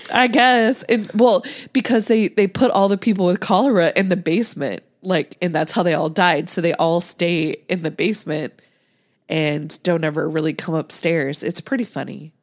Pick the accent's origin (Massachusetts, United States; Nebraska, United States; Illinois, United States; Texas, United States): Nebraska, United States; I grew up in, in Nebraska